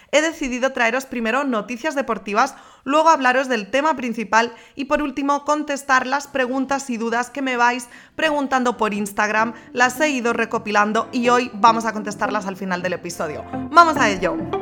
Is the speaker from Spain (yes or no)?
yes; Galicia, Spain; moved away as an adult; now in Madrid, Spain; Yo soy gallega